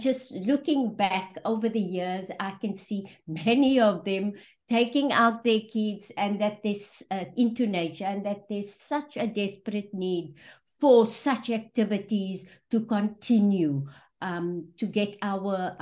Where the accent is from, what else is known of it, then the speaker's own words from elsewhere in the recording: Johannesburg, Gauteng, South Africa; moved away; also born or lived in Western Cape; I was born in Johannesburg in a township called Fitas, and then moved to the outskirts in the west, a place called Nuclear, where I grew up and went